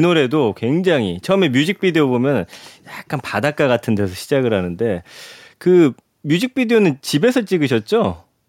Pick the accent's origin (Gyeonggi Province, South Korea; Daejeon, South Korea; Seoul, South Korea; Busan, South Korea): Daejeon, South Korea; 제가 이제 고향이 대전인데